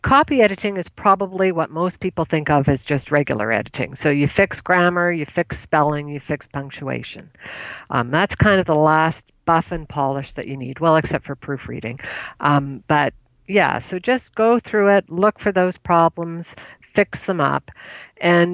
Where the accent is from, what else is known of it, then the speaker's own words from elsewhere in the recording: Canada; I'm Canadian